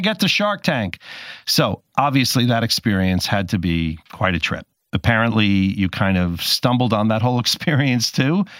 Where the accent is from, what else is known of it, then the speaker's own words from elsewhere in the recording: New Jersey, United States; I grew up in New Jersey